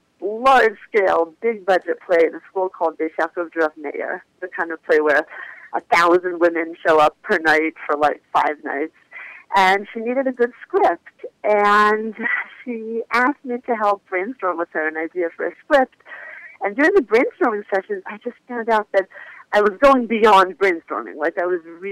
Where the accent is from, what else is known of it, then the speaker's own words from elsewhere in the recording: Philadelphia, Pennsylvania, United States; I'm from Philadelphia, Northeast Philly to be exact. I grew up Orthodox